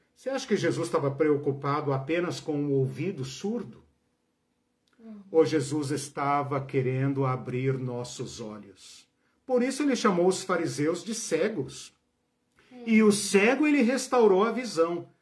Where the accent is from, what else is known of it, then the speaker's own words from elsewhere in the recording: Brazil; Nós somos brasileiros.